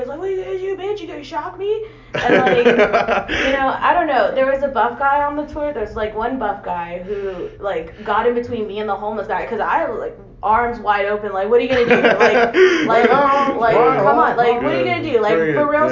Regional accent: San Antonio, Texas, United States; I was born and raised here in San Antonio

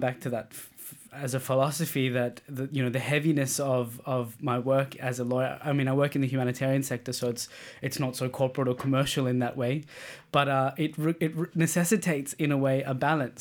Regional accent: Australia; now in Denmark; as an Australian, we're very open

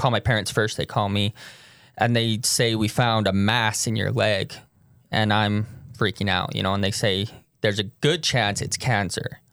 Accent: Tooele, Utah, United States; moved away as an adult; also born or lived in St. George, Utah; I'm from Tooele, Utah.

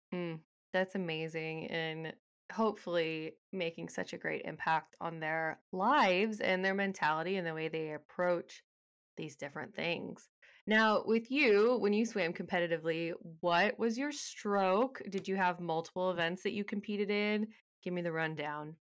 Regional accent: Texas, United States; I grew up in Texas

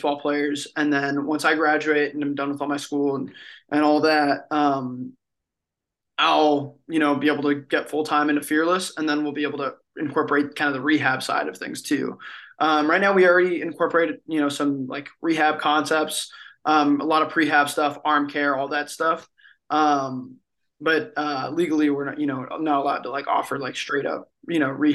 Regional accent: Miami, Florida, United States; I'm from Miami, Miami, Florida

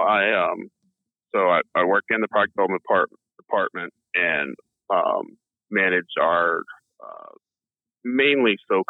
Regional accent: Florida, United States; growing up in Florida, you didn't really worry about them then either.

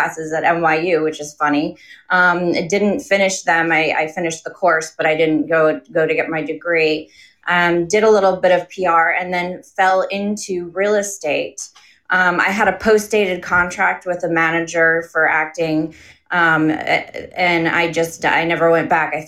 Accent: Connecticut, United States; also born or lived in New York City / London; I was born in New York City, grew up in Connecticut.

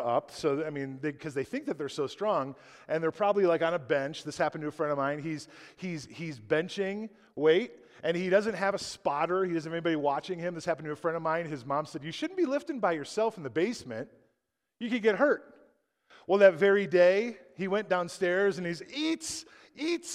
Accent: United States; who I am as an American

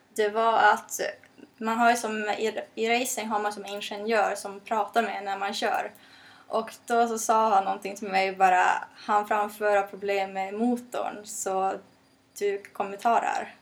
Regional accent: Norrland, Sweden; jag kommer från Norrland

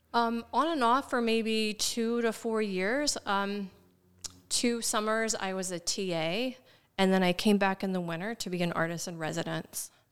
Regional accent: Shenandoah Valley, Frederick County, Virginia, United States; now in Baltimore, United States; I grew up in the Shenandoah Valley in a very small town in Frederick County, Virginia

